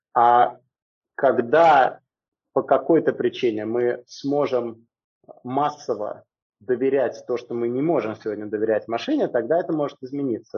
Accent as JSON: {"language": "Russian", "region": "Moscow", "country": "Russia", "tie": "born or raised there", "moved": "as an adult", "lives_now": "Singapore", "said": "Я родился в Москве и большую часть жизни я прожил в Москве"}